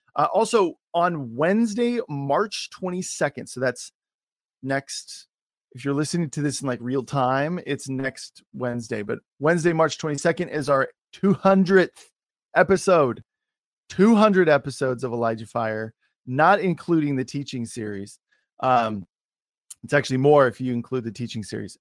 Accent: Oregon, United States; also born or lived in Washington / California; I was born and raised in Oregon.

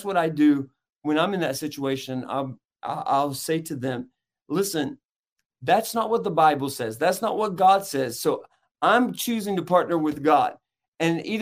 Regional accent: Chattanooga, Tennessee, United States; from Chattanooga, Tennessee

